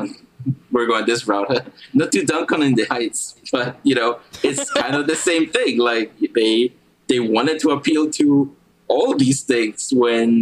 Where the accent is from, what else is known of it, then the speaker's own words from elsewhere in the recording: Guatemala; moved away; also born or lived in Maryland; When I grew up in Guatemala